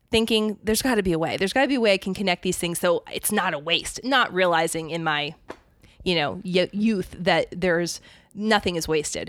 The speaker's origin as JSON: {"language": "English", "region": "Pennsylvania", "country": "United States", "tie": "born or raised there", "also_born_or_lived": "Arizona", "moved": "yes", "said": "I grew up in Pennsylvania, so it's, I mean, I didn't, I haven't lived there for a very long time"}